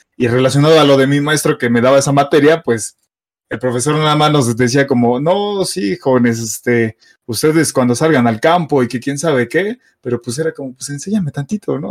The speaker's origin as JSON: {"language": "Spanish", "region": "Mexico City", "country": "Mexico", "said": "soy de la Ciudad de México, soy chilango"}